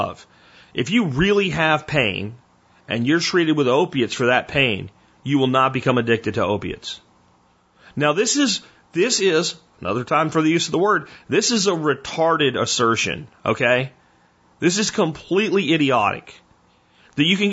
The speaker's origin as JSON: {"language": "English", "town": "Pottsville", "region": "Pennsylvania", "country": "United States", "tie": "born or raised there", "said": "I grew up in Pottsville, Pennsylvania. When I was in high school in Pottsville, Pennsylvania"}